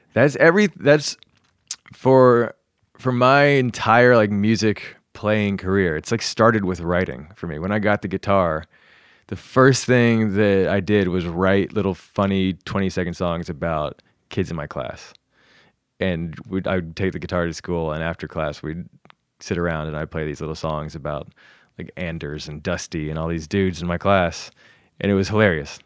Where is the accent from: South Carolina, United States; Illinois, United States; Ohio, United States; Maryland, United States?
South Carolina, United States; also born or lived in New York, United States; now in Los Angeles, United States; I grew up mainly in South Carolina, some in North Carolina.